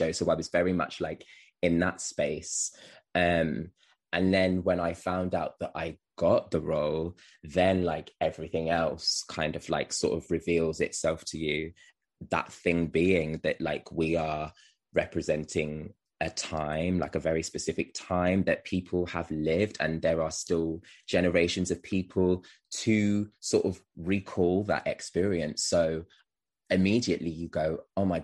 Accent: Wolverhampton, West Midlands, United Kingdom; I'm from Wolverhampton. I live in Wolverhampton.

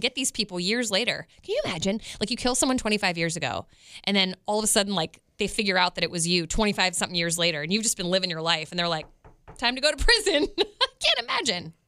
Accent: Westminster, Maryland, United States; now in Kansas City, United States; I grew up in Westminster, Maryland

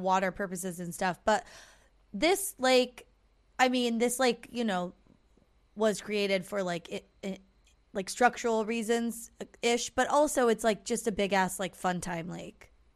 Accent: Southern California, United States; we're an orange, not a peach

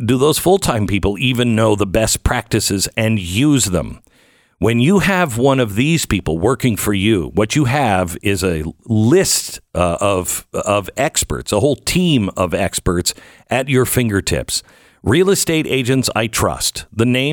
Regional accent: Pacific Northwest, United States; now in Dallas, United States; I grew up in the Pacific Northwest where, you know, the temperatures are moderate

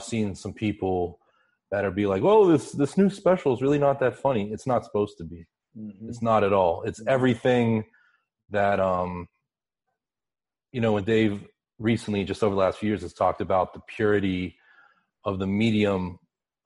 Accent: Pittsburgh, Pennsylvania, United States; I grew up in Pittsburgh, which is, I grew up about 30 minutes from the Ohio border.

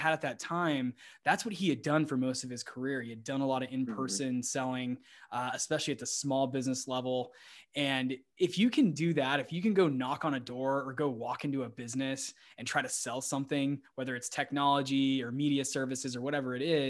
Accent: Scottsdale, Arizona, United States; moved away as an adult; also born or lived in Austin, Texas; my hometown of Scottsdale, Arizona

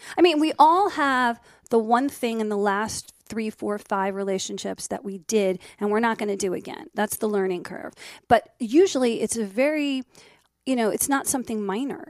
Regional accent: New Jersey, United States; also born or lived in Miami; now in Los Angeles, United States; Even though I grew up in Jersey, I went to college

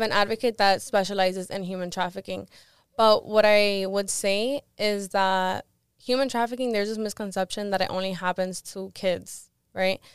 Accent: Miami, Florida, United States; also born or lived in Live Oak, Florida / Gainesville, Florida / Cuba (ancestry); I moved to Miami when I was around ten

